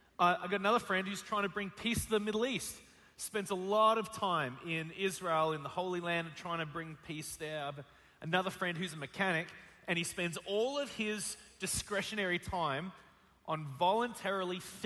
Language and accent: English; Australia; moved away as an adult; now in United States; From Australia, and some of you are having a hard time understanding the way that I speak